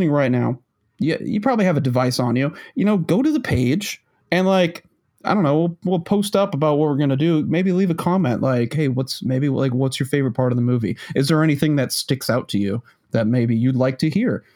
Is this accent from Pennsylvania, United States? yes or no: no; Massachusetts, United States; now in South Carolina, United States; my home state of Massachusetts